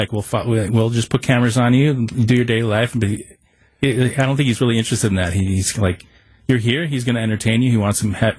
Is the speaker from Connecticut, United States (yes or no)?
no; Milwaukee, Wisconsin, United States; I'm from Milwaukee